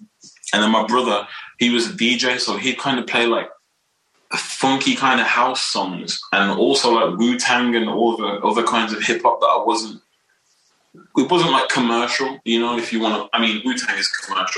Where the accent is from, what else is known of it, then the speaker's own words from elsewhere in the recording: Wolverhampton, West Midlands, United Kingdom; I'm here right now. I still live here, born and raised.